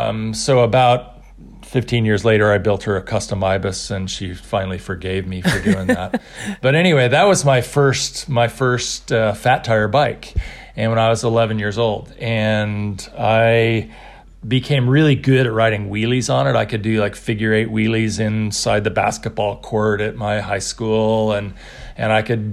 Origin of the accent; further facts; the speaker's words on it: Mendocino, California, United States; I was an outsider. I was this kid from Mendocino.